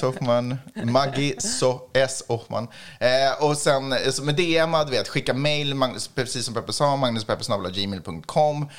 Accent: Sweden; jag är svensk

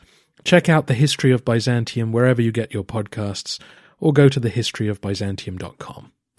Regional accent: England, United Kingdom; Well, I am also an Englishman.

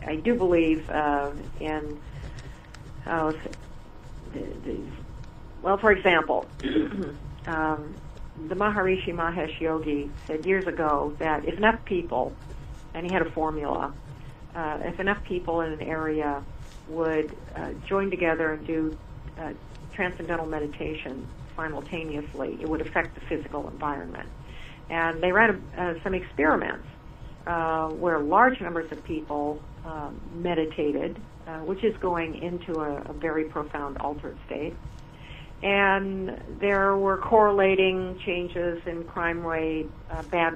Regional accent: Seattle, Washington, United States; moved away; I grew up in Seattle, and I love the city

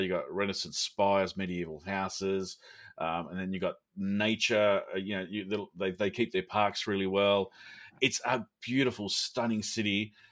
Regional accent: Sydney, New South Wales, Australia; it's my hometown

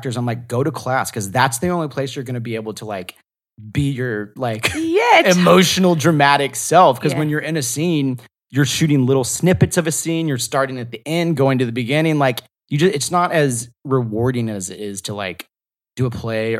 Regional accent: the South, United States; I'm from the South, so I could judge your Southern accent.

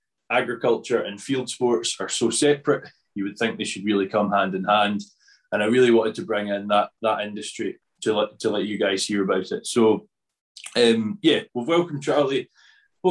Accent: Scotland, United Kingdom; I'm definitely not from Yorkshire, no. very much Scotland.

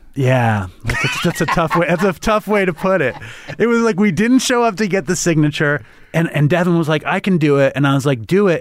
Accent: New York City, New York, United States; I grew up in Manhattan.

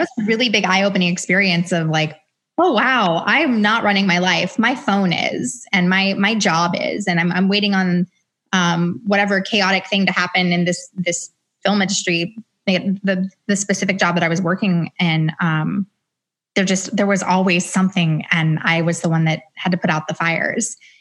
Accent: Atlanta, Georgia, United States; moved away as an adult; now in Los Angeles, United States; I'm originally from Atlanta

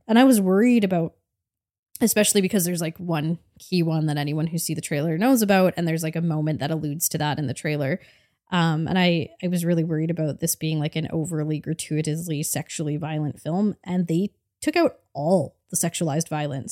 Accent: Canada; as a Canadian

